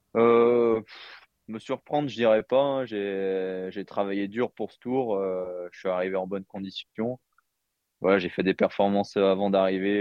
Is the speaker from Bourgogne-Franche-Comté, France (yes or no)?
yes; Jura, Bourgogne-Franche-Comté, France; j'ai j'ai grandi dans le Jura